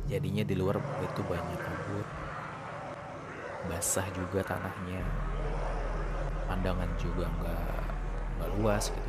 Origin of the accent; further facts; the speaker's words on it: Gunung Kidul, Special Region of Yogyakarta, Indonesia; ini kisah saya dari tanah Jawa tepatnya di daerah Yogyakarta Gunung Kidul Waktu itu saya masih berusia usia sekolah dasar bang dan saya masih tinggal di sana bersama kakek saya atau mbah ya.